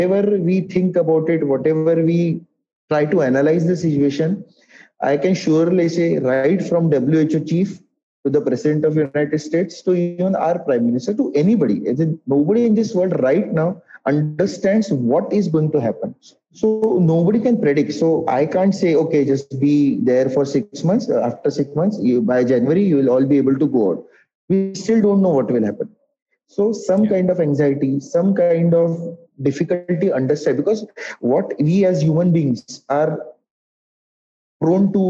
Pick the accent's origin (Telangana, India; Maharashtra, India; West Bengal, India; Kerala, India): Maharashtra, India; Nagpur; moved away as an adult; also born or lived in Yavatmal; now in Mumbai, India; Uh, I am basically from Nagpur.